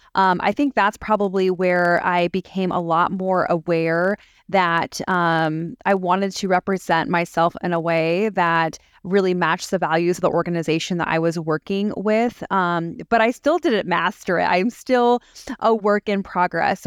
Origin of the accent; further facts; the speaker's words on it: San Diego, California, United States; also born or lived in Las Vegas, Nevada / Charlotte, North Carolina; now in Greenville, United States; I'm originally from San Diego, California, and I currently live in Greenville, South Carolina with my family.